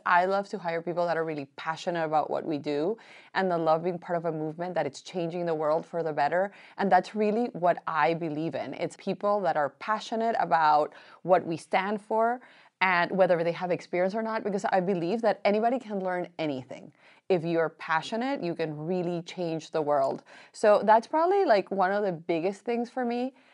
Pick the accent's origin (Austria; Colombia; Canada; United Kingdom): Colombia; also born or lived in Miami; now in United States; I am from Colombia